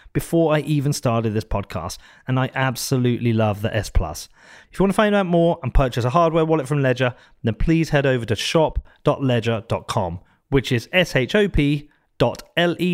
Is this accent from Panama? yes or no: no; United Kingdom; Coming from the UK